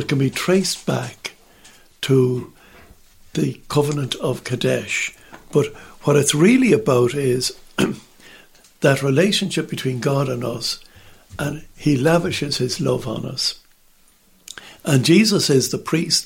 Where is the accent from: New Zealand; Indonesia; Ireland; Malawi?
Ireland; in Ireland, we just sit there on the benches, we kneel